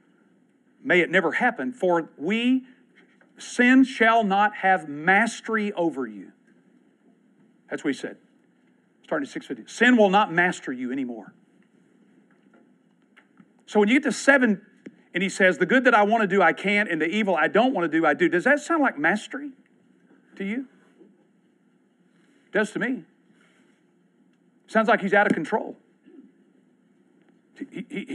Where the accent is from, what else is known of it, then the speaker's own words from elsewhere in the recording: Texas, United States; I'm from Texas